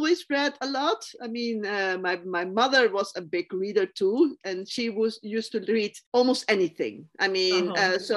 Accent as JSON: {"language": "English", "country": "Curaçao", "tie": "born or raised there", "also_born_or_lived": "Cuba", "first_language": "Spanish", "second_language": "English", "moved": "as an adult", "said": "I was born in Cuba, but I grew up in Curaçao, which is an island in the Caribbean"}